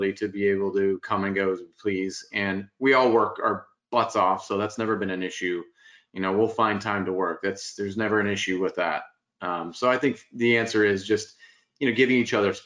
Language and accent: English; Spokane, Washington, United States; now in Folsom, United States; I have a big family contingent up in Spokane, Washington. So grew up in the Northwest. It moved down here in the late, like 1988, 89